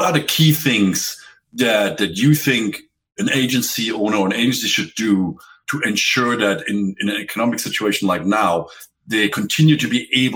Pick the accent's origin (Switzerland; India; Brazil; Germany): Germany; moved away; I'm from Europe, I'm from Germany